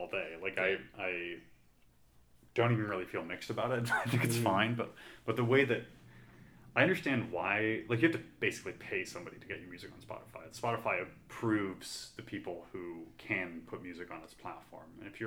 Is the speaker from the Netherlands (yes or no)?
no; Canada; now in United States; I'm an immigrant, so I'm from Canada